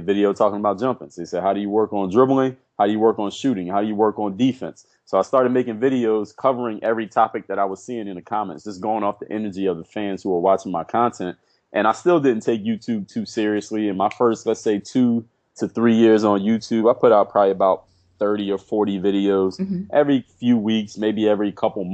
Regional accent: Philadelphia, Pennsylvania, United States; moved away as an adult; also born or lived in Altoona, Pennsylvania; now in South Florida, United States; I grew up in Philadelphia.

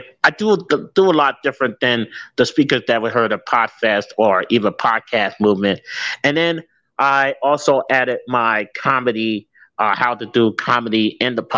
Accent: New Jersey, United States; now in St. Louis, United States; I can't tell you the state, but it's two letters, NJ

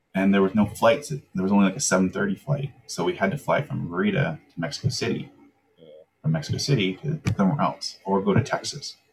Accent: Langley, British Columbia, Canada; also born or lived in Vancouver, Canada / Davis Bay, Canada; I moved up to Langley when I was seven yeah. uh, with a family that adopted me, mm-hmm. and I spent my growing up years in like a suburb of Langley

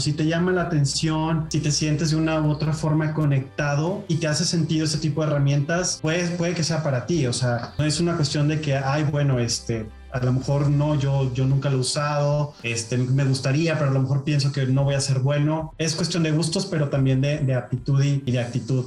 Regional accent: Monterrey, Nuevo León, Mexico; yo soy regiomontano y en, y en Monterrey nos gustan las cosas directas

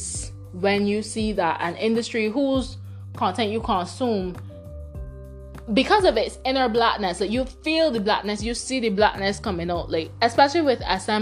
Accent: Barbados; first language Bajan Creole; growing up in Barbados

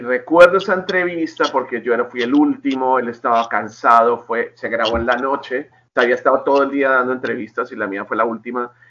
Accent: Colombia; now in Los Angeles, United States; soy colombiano

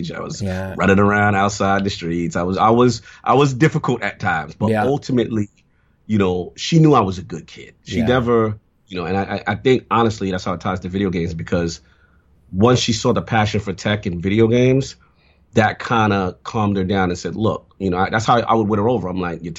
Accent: New York City, New York, United States; I grew up in the South Bronx.

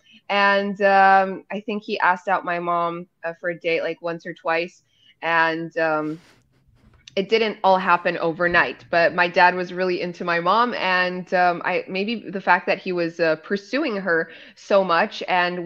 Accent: Poland; I'm half Polish, half American. My dad is Polish and my mom's American.

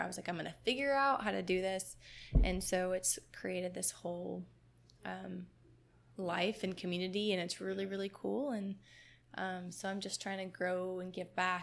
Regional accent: Michigan, United States; moved away; I grew up in Michigan.

